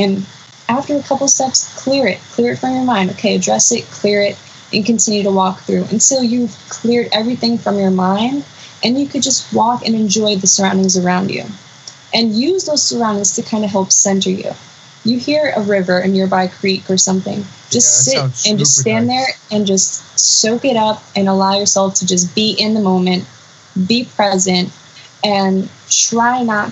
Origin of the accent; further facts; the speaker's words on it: New York City, New York, United States; also born or lived in North Salem, New York; I grew up in the Bronx